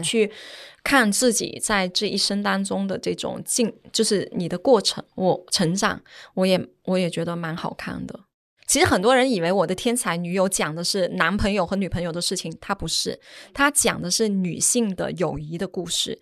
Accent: Guangdong, China; now in Shanghai, China; 我是广东人

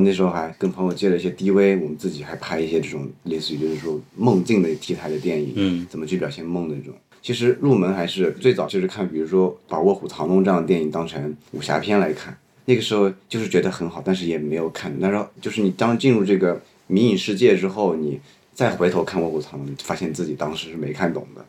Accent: Shanxi, China; 我是山西人嘛

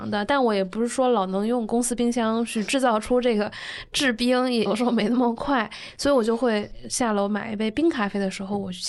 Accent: Dalian, Liaoning, China; 其实我大连人嘛，

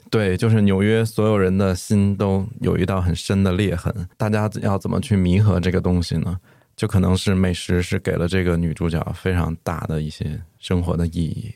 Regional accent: Beijing, China; moved away as an adult; now in Chengdu, China; 我是出生和那个长大是在北京，然后后来读大学之后就在成都。我现在基本上已经这两个城市在我的那个岁数里占一半儿一半儿了

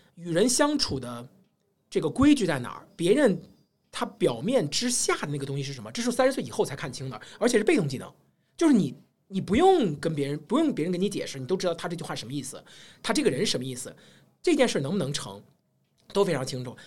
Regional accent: China; 我们中国人讲究三十而立嘛

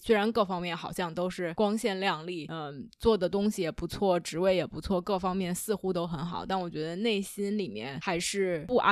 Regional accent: China; now in Toronto, Canada; 尤其是作为中国人来说

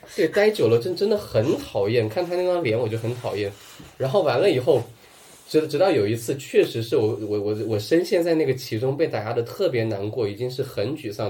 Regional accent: Sichuan, China; accent: Sichuanese; moved away; also born or lived in Shanghai; 我们四川话讲叫无死包茎

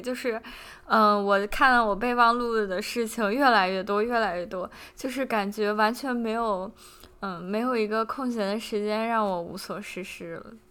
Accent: Beijing, China; 作为一个北京人，深有感受

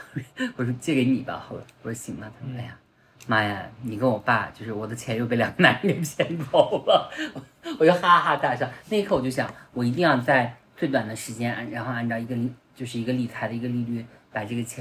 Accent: Ningxia, China; moved away as an adult; also born or lived in Changsha; now in Beijing, China; 至少我在宁夏

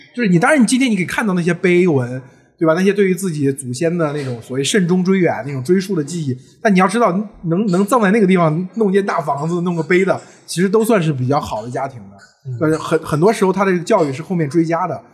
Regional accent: China; 我们中国人太热血了

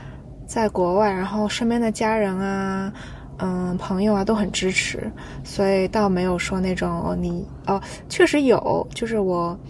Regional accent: Jiangsu, China; now in New Zealand; 我是江苏的嘛，然后呢，我们那一块都是独生子女，

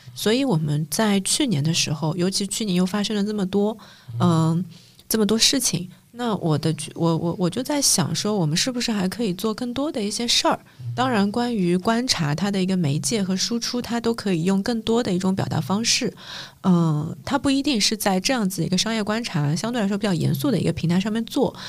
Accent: Shanghai, China; 我们刚刚三个都是本地人的视角嘛

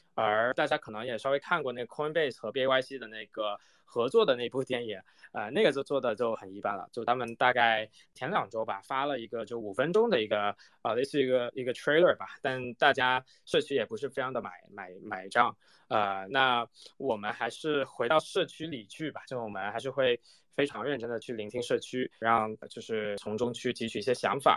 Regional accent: Hong Kong; 我是在香港长大的嘛

